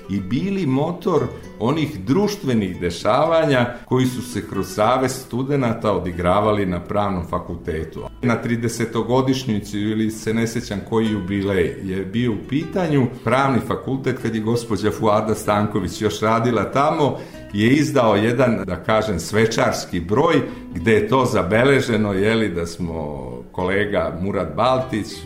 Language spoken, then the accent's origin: Croatian; Bijeljina, Republika Srpska, Bosnia & Herzegovina; born there; also born or lived in Valjevo / Podgorica / Pljevlja; moja mama je otišla u svoju rodnu Bijeljinu. Tamo se porodila i meni u krštenici piše da sam rođen u Bijeljini, iako sam tamo bio samo dve nedelje dok mama nije osnažila i dok se nismo